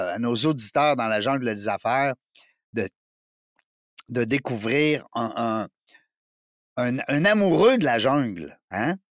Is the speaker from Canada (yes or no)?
yes; Canada